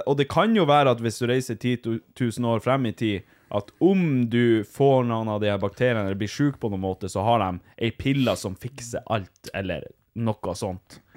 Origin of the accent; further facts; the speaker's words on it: Norway; Vi er jo samer sjøl.